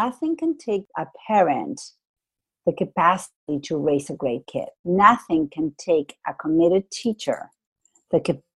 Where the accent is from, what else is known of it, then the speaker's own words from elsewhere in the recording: Argentina; moved away; I come from Argentina. I went to a semi-private school